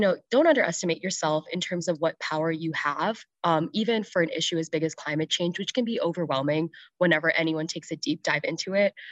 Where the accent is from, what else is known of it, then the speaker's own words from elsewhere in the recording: New Jersey, United States; I'm from Jersey